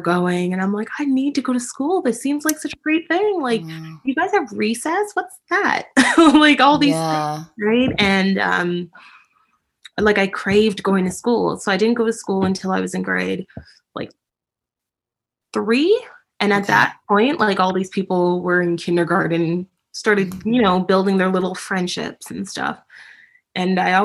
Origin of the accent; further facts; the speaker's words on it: Toronto, Ontario, Canada; I'm in Canada. I was born and raised in Toronto, Ontario, Canada